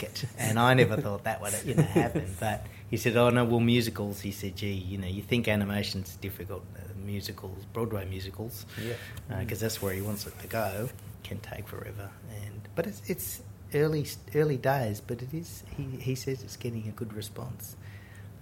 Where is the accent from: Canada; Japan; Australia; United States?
Australia; being an Australian filmmaker